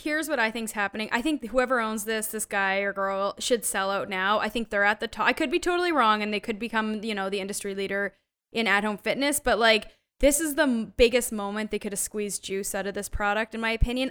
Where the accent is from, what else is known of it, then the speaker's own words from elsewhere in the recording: Canada; moved away; I grew up in Canada where forty percent of the T V has to be Canadian produced.